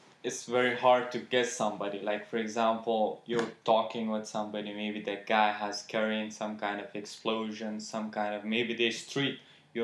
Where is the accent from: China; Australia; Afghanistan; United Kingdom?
Afghanistan; English is a second language; moved away as an adult; now in United States; I'm from Kabul, east part of Afghanistan. The province name is Pakistan, so I live there. I almost grew up there